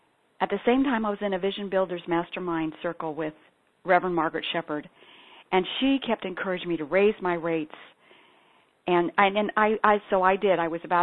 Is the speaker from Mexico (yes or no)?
no; Ethiopia; I'm a daughter and granddaughter of evangelical Christian missionaries. So I was born and raised in Ethiopia.